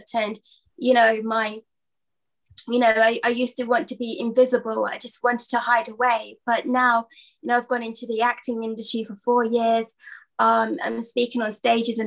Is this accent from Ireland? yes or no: no; London, United Kingdom; from London